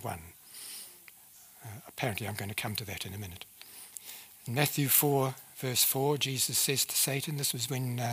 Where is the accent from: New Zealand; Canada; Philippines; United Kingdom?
New Zealand; accent: New Zealand; moved away; I speak with a New Zealand accent because I came from New Zealand originally